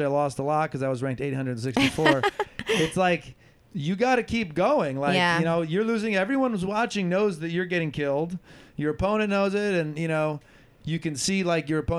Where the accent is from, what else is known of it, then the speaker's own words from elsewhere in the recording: Ann Arbor, Michigan, United States; now in Los Angeles, United States; I'm from Ann Arbor, Michigan. I'm the youngest of four kids, and I grew up, we would go down to the racquet club